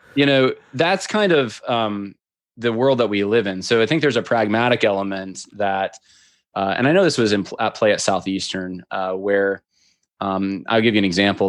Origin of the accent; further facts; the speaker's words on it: upstate New York, United States; now in Virginia, United States; I grew up in upstate New York